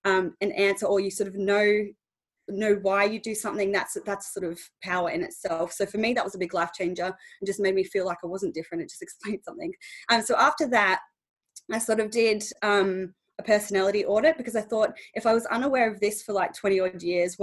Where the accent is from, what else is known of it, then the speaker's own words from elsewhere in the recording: Australia; moved away as an adult; now in England, United Kingdom; So basically 2 and a bit years ago I moved over to England from Australia.